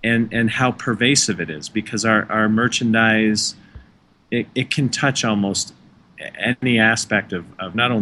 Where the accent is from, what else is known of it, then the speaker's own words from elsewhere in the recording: Canada; now in United States; I am Canadian